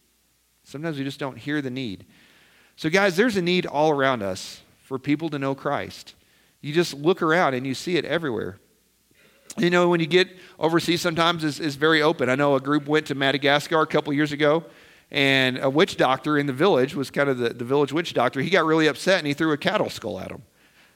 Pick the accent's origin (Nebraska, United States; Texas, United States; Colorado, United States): Nebraska, United States; And here we come from Nebraska, of all places, right?